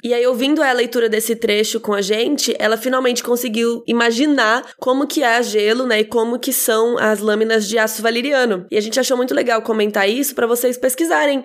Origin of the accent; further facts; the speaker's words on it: Brazil; a gente é brasileiro